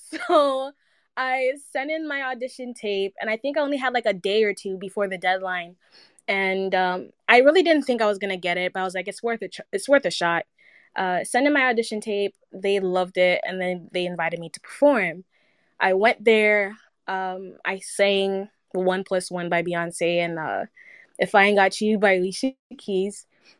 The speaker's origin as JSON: {"language": "English", "country": "United States", "tie": "born or raised there", "said": "especially in the States, growing up in the South Side, the music there, highly, highly influential towards my sound"}